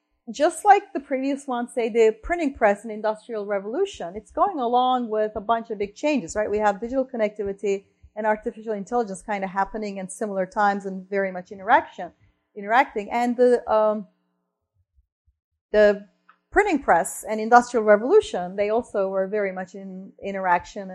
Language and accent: English; Turkey; moved away; I mentioned I'm from Turkey, right? I'm from Turkey.